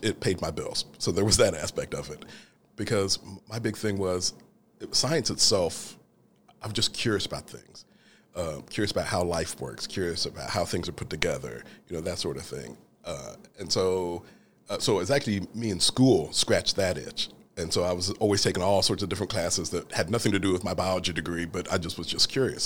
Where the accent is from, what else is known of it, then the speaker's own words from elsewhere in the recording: Franklin, Indiana, United States; also born or lived in London, England; When I was a child, we moved from London, England to, uh, Franklin, Indiana